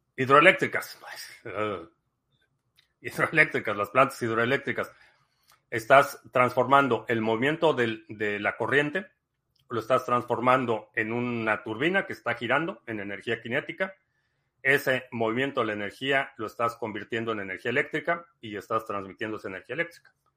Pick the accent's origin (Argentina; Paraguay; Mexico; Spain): Mexico; crecí, crecí en México